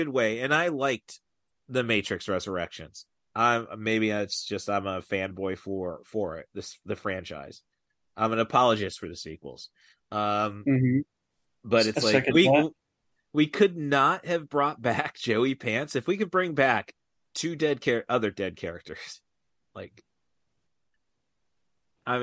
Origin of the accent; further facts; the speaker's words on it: Morton, Illinois, United States; moved away as an adult; also born or lived in Peoria, Illinois / Champaign-Urbana, Illinois; now in Champaign, United States; My hometown is Morton, Illinois, 10 miles east of Peoria